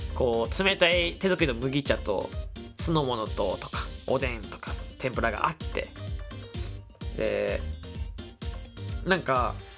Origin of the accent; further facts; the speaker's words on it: Kyushu, Fukuoka, Japan; moved away; 僕関西、まあ西日本出身だからだけど、九州福岡出身だから